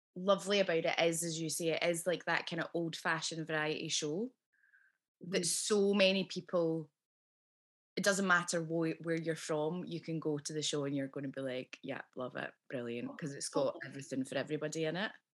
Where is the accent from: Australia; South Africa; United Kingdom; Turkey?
United Kingdom; Scotland; accent: Scottish; my own accent